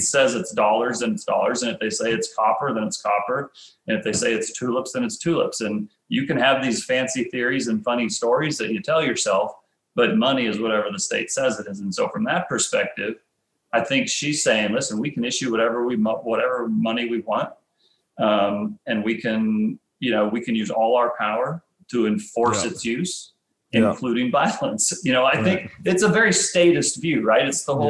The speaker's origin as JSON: {"language": "English", "region": "Nebraska", "country": "United States", "tie": "born or raised there", "said": "I grew up in Nebraska, and in Nebraska, football is a religion"}